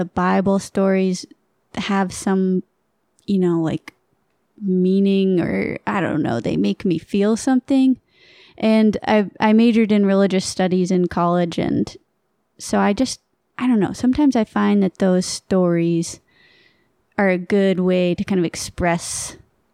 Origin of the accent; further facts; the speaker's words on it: Maine, United States; moved away; also born or lived in Vermont; I grew up in Maine